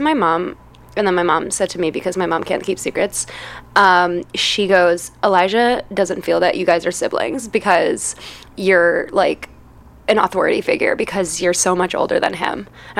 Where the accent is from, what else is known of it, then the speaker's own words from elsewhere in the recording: Chicago, Illinois, United States; I am originally from Chicago, from the area of Lakeview, but I have lived all over Chicago. I've also gone to school all over Chicago, so I feel like I've, like, just grown up all over the city.